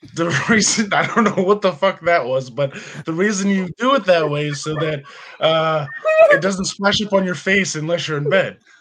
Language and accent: English; Bethlehem, Pennsylvania, United States; I'm from Bethlehem, Pennsylvania